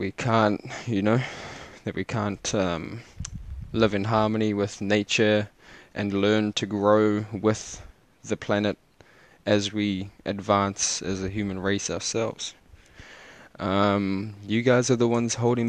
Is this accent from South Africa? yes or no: yes; Cape Town, Western Cape, South Africa; I was born in Cape Town